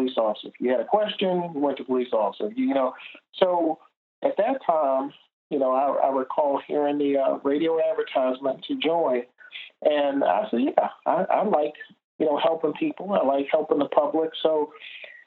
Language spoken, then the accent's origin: English; Washington, District of Columbia, United States; born and raised in Washington, D.C.